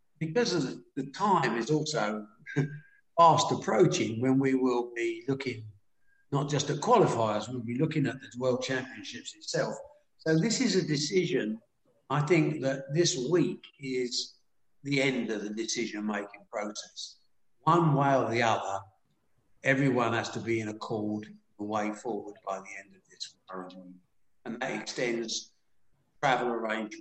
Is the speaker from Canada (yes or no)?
no; United Kingdom; we're British